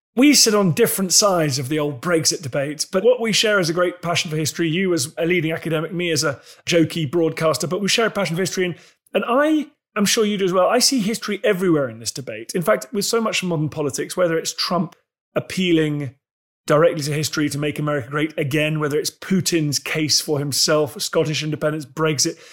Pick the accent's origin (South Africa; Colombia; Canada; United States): Canada; as a Canadian